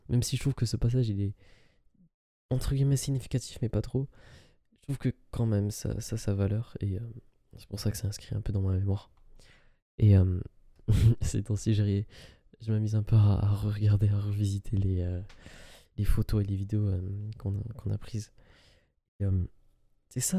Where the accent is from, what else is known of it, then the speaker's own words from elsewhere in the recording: Algeria; j'avais visité ce parent euh, lors d'un voyage euh, dans mon pays, euh, dans mon pays d'origine, qui est l'Algérie.